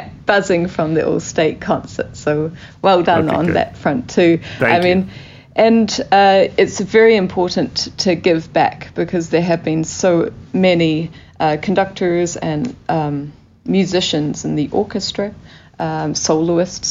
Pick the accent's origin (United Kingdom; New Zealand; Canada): New Zealand; moved away as an adult; also born or lived in Christchurch; I come from New Zealand, which is a very small country.